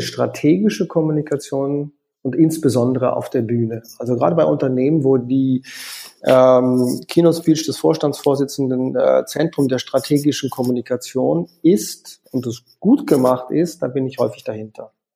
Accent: Konstanz, Baden-Württemberg, Germany; moved away as an adult; also born or lived in Paris / Vienna; ich komme ursprünglich aus Konstanz am Bodensee

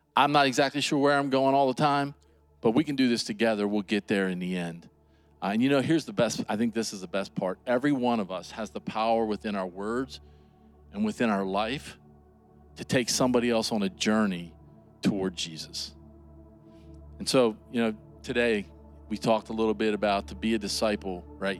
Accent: United States; I grew up right here in Washington County. This is home

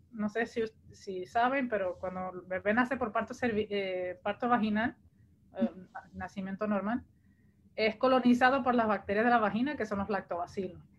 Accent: Portugal; en mi caso, yo, vine de Portugal, yo no soy puertorriqueña de origen

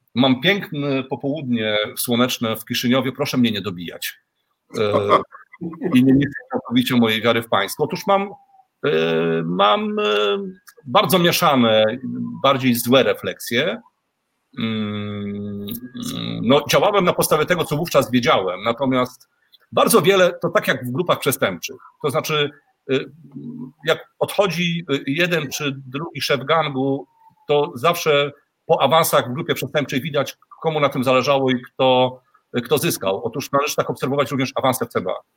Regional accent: Poland; now in Moldova; ja mieszkam na stałe w Mołdawii za granicą i nawet tutaj w Mołdawii, e, jak słyszą, że jestem z Polski

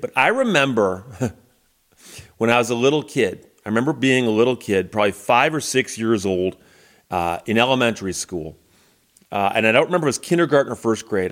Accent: Birmingham, Michigan, United States; the hometown library that I grew up with in Birmingham, Michigan, the Baldwin Library

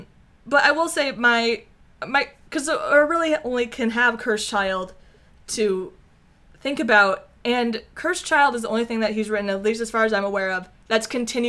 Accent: United States; we're American

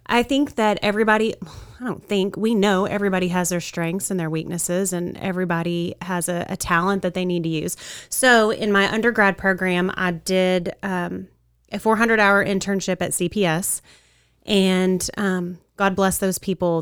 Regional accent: Wichita Falls, Texas, United States; I grew up here in Wichita Falls.

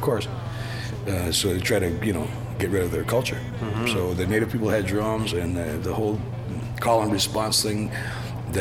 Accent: Six Nations Reserve, Southern Ontario, Canada; moved away as an adult; now in Vancouver, Canada; I'm from the Six Nations Reserve in Southern Ontario, a Mohawk turtle clan. And that's where I grew up for the first 45 years of my life

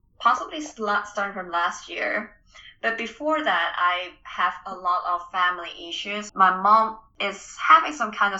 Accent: Hong Kong; moved away as an adult; also born or lived in Kansas, United States; now in Tallahassee, United States; I was originally from Hong Kong, and I did my undergraduate in Kansas

